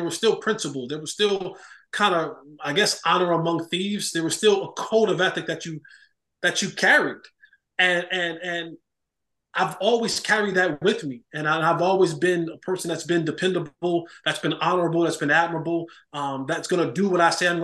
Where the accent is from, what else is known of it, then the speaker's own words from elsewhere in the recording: Roselle, New Jersey, United States; born and raised in New Jersey, Roselle, New Jersey.